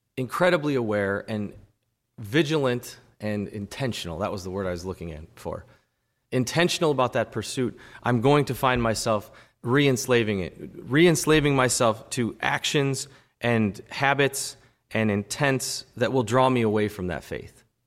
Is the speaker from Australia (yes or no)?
no; United States